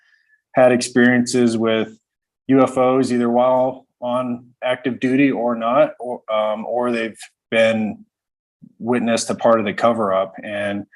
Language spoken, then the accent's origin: English; Fort Collins, Colorado, United States; I was born and raised in Fort Collins